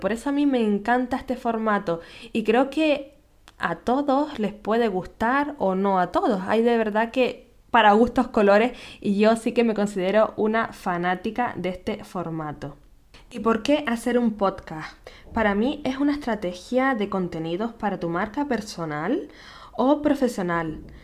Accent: Canary Islands, Spain; nacida en Canarias

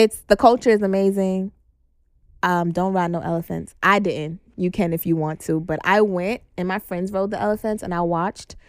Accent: New York City, New York, United States; also born or lived in Atlanta; I'm from Brooklyn, my whole life I just did everything in Manhattan

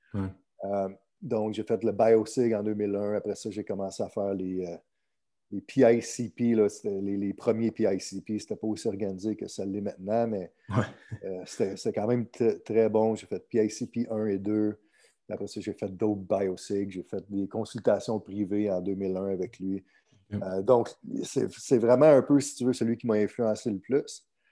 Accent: Chicoutimi, Quebec, Canada; moved away as an adult; also born or lived in California / St. Louis; now in Miami, United States; je suis né à Chicoutimi

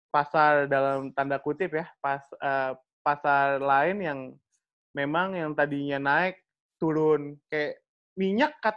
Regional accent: Slipi, Jakarta, Indonesia; ya abis kampung gue di Sleepy, Mas.

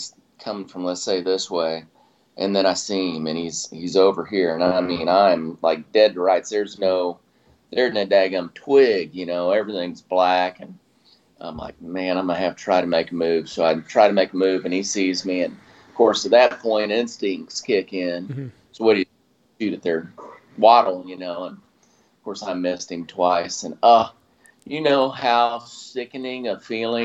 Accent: South Carolina, United States; We grew up in South Carolina

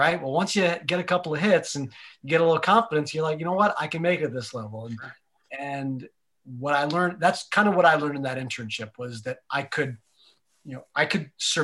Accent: a very small town in Pennsylvania, United States; moved away as an adult; Like I'm not from New York. I was from a very small town in Pennsylvania

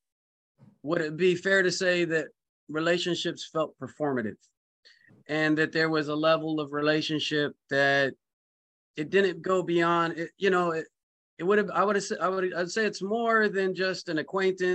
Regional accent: California, United States; also born or lived in the South (US); when I grew up in California, so religion out here is a little more accepting

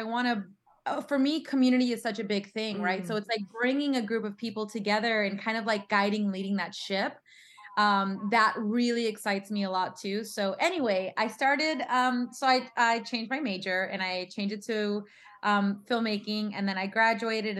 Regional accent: San Antonio, Texas, United States; moved away as an adult; also born or lived in Queens, New York; now in Los Angeles, United States; I was raised in San Antonio, Texas

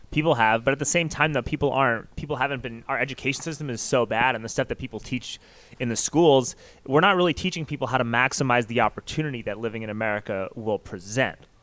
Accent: New York, United States; I grew up in New York

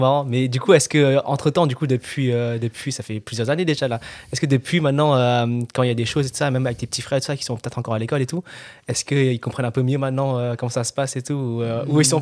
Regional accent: France; je suis français, genre, je suis né en France et je parle français

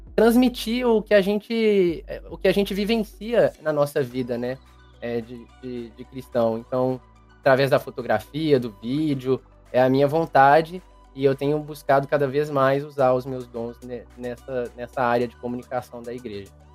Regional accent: Belo Horizonte, Minas Gerais, Brazil; Eu sou de Belo Horizonte, Minas Gerais.

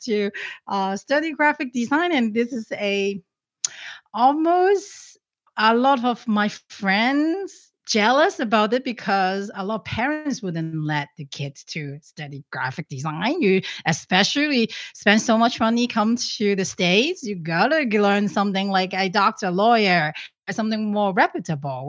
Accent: Hong Kong; moved away; I'm originally from Hong Kong

